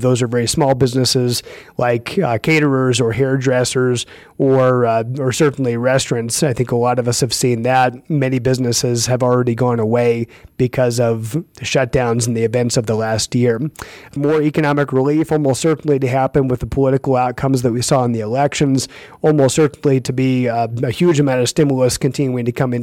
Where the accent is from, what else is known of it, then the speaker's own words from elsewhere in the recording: Iowa, United States; moved away; I'm from Iowa originally, and I hear from people back in Iowa